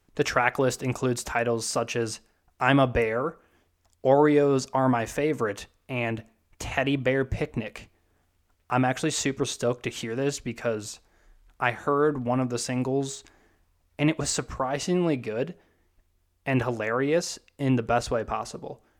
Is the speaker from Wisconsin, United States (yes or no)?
yes; Wisconsin, United States; I'm from Wisconsin